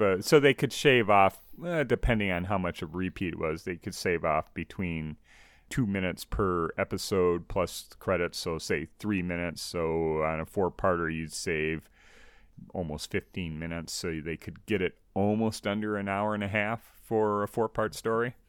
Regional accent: United States; growing up in the States

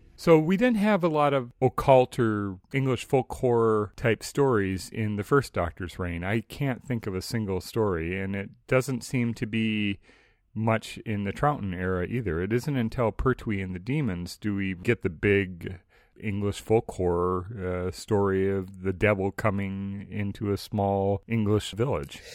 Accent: Saint Paul, Minnesota, United States; I grew up in the suburbs of the Twin Cities, uh, Saint Paul particularly

